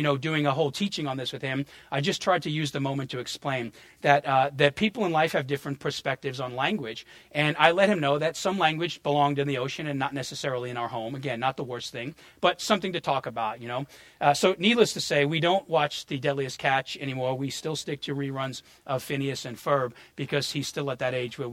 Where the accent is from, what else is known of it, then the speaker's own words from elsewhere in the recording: New York, United States; moved away; also born or lived in New Orleans; I had too much concrete under my feet growing up in New York